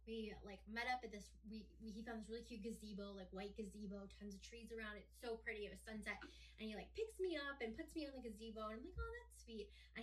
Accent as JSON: {"language": "English", "region": "Ohio", "country": "United States", "tie": "born or raised there", "said": "I grew up in Ohio"}